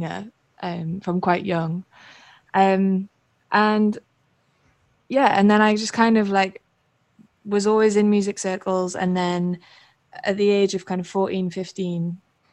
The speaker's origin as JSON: {"language": "English", "town": "Newcastle upon Tyne", "region": "North East England", "country": "United Kingdom", "said": "I'm from Newcastle, north of England. And that's kind of where I started out"}